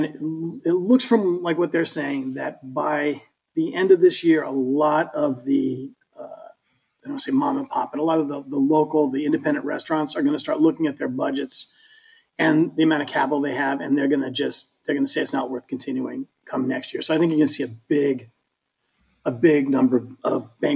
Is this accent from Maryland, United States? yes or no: no; Colorado, United States; now in Florida, United States; I'm from Colorado